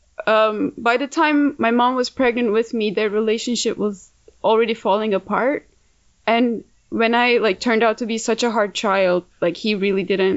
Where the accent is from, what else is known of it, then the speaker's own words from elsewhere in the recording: Istanbul, Turkey; now in New York City, United States; I was born and raised in Istanbul, Turkey.